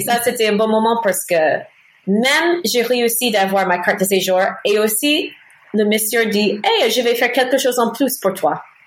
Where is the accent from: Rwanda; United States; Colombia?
United States; North Carolina; accent: American; French is a second language; moved away as an adult; now in Paris, France; Je suis américaine à l'origine. je viens de Caroline du Nord